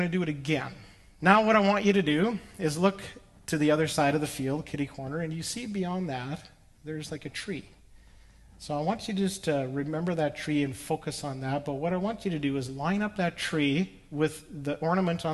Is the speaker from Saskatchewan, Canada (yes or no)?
yes; Saskatchewan, Canada; the farm where I grew up in Saskatchewan